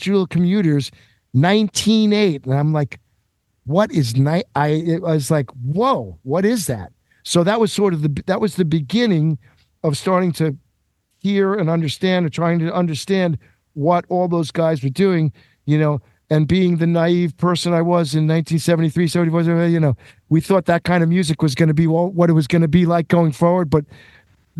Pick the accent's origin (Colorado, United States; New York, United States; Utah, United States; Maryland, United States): New York, United States; Long Island; also born or lived in Westchester, New York; I grew up on Long Island